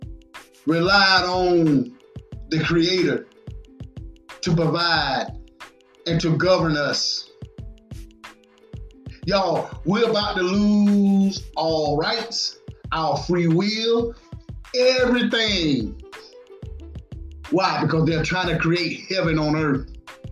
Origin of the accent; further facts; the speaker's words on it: United States; we as American citizens